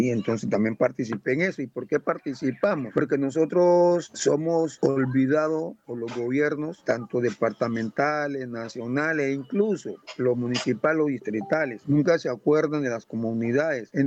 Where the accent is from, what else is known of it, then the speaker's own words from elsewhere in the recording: Buenaventura, Valle del Cauca, Colombia; also born or lived in Guapi; Nací en un municipio del departamento del Cauca, Guapi. Allá nací, pero igualmente me crié aquí en Buenaventura, exactamente entre Pueblo Nuevo y el barrio del Bosque, ¿no?